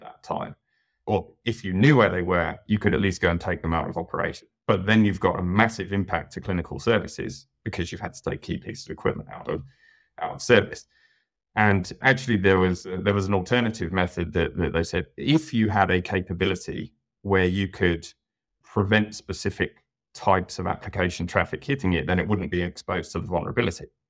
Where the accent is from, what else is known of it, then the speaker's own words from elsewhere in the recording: United Kingdom; moved away as an adult; now in New South Wales, Australia; as you can probably tell by my accent, I'm from the U K originally